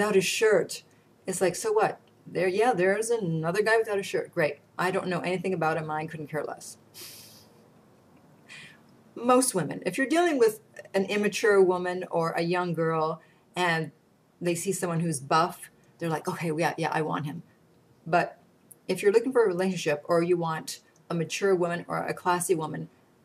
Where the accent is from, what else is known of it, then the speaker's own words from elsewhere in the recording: Canada; I'm Canadian